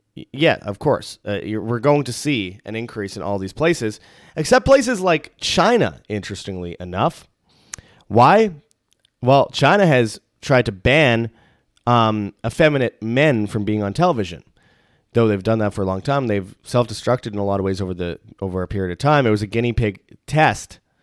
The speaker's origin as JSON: {"language": "English", "country": "Canada", "said": "I'm from Canada"}